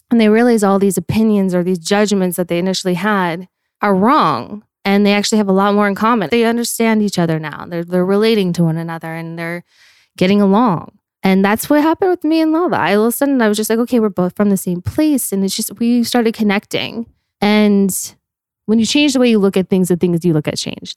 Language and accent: English; Park City, Utah, United States; moved away as an adult; now in Los Angeles, United States; I grew up in Park City, Utah